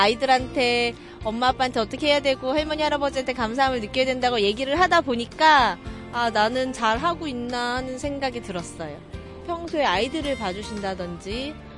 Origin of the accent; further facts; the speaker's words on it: Chungcheong, South Korea; 충청도에서 온